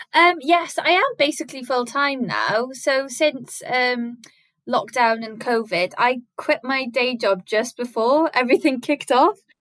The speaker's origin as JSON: {"language": "English", "region": "Wales", "country": "United Kingdom", "tie": "born or raised there", "said": "growing up in Welsh schools, we were taught it in primary school and in secondary school"}